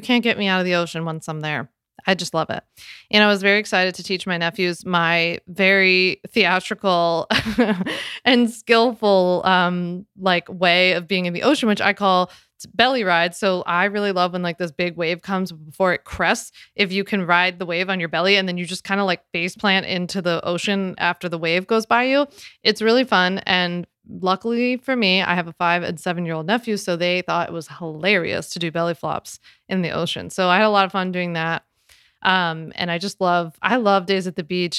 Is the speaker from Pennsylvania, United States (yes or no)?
no; Philadelphia area, New Jersey, United States; I'm from Jersey, Philly area. So, we say down the shore when we go to the beach.